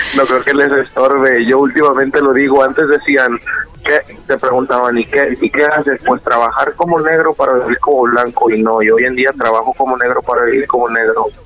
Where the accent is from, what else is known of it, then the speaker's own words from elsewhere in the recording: Mexico; yo soy de México